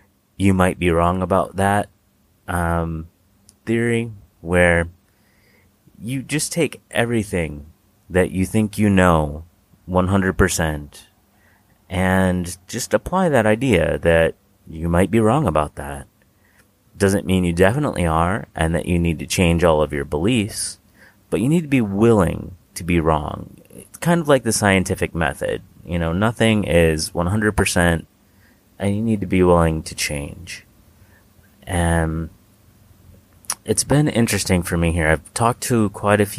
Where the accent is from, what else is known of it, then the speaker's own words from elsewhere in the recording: United States; we're both from the States